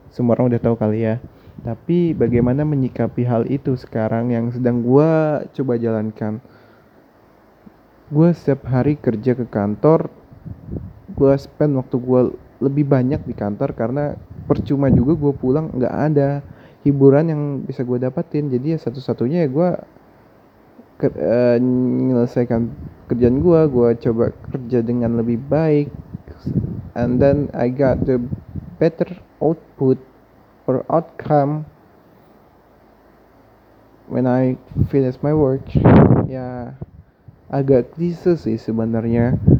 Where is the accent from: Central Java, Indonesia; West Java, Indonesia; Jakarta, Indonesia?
Jakarta, Indonesia; gue asalnya dari Jakarta by the way